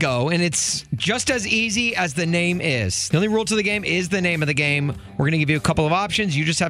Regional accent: Brentwood, Tennessee, United States; my hometown of Brentwood, Tennessee

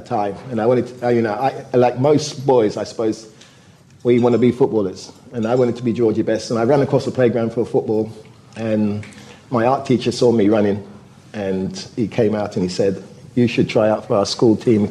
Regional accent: United Kingdom; also born or lived in Jamaica; my parents went to the UK because my mum was a nurse

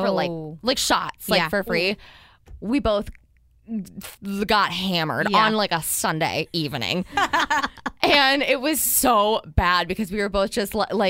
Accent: Midwest, United States; now in San Diego, United States; I'm from the Midwest

